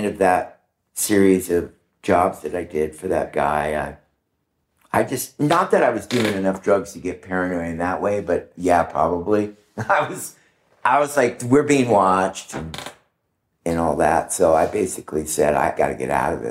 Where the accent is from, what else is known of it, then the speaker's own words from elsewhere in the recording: Orange County, California, United States; I grew up in Orange County, Dana Point Harbor was sort of mecca for smuggling